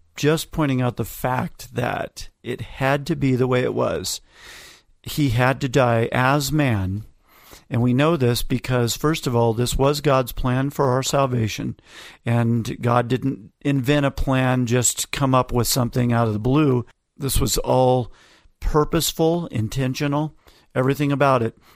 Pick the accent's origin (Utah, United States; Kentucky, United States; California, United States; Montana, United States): Utah, United States; Ogden; my hometown